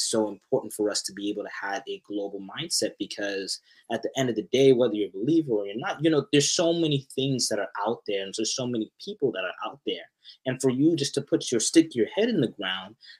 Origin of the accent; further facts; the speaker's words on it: Arlington, Texas, United States; moved away as an adult; also born or lived in Irving, Texas; now in Canada; I'm from Dallas. I'm from the Arlington area, but I went to school in Irving and Las Colinas for like a very long period of time.